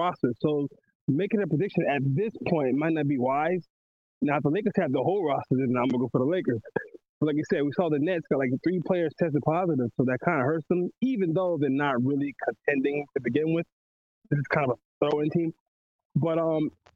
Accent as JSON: {"language": "English", "town": "Miami", "region": "Florida", "country": "United States", "said": "I'm from Miami"}